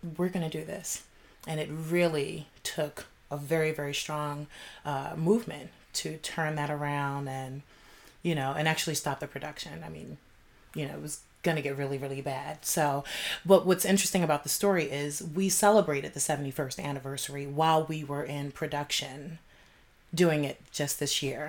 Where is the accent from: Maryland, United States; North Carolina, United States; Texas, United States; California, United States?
Maryland, United States; Baltimore; I'm from Baltimore, Maryland